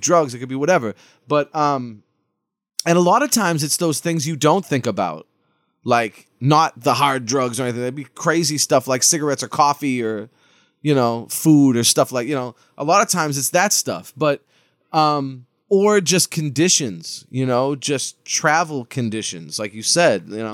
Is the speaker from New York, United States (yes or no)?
no; Lawrence, Massachusetts, United States; I'm from Lawrence, Massachusetts